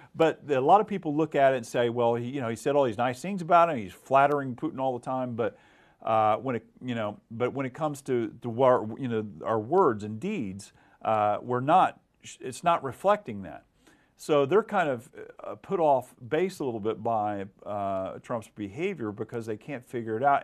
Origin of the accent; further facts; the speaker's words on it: Oklahoma, United States; moved away as an adult; now in Washington, D.C., United States; growing up in Oklahoma